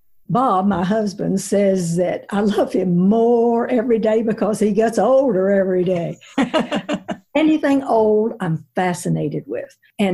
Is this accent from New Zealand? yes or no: no; Zhenjiang, Jiangsu, China; now in United States; Sandy, I think it started by growing up in China, because China is such an ancient country. I mean, they have 5,000 years of history. So we in America are sort of Johnny-come-latelys compared to them. And we lived in central China, in Zhenjiang.